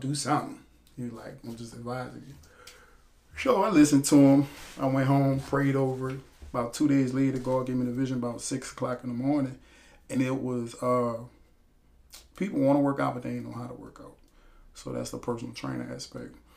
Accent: Illinois, United States; now in New Orleans, United States; I'm originally from Illinois, Centralia, Chicago, you know, Midwest boy

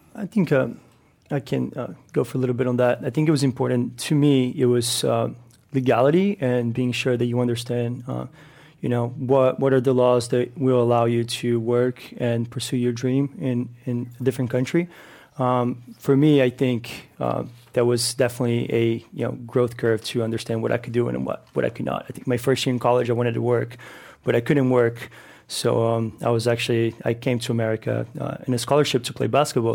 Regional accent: São Paulo, Brazil; moved away as an adult; now in Oakland, United States; I'm originally from Sao Paulo, Brazil, so I've been here in California for seven years

